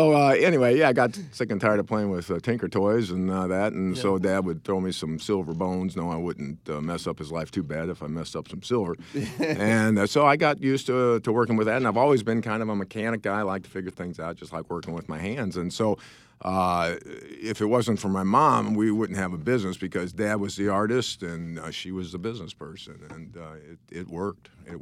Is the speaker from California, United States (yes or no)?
no; St. Louis, Missouri, United States; We've always been here in St. Louis.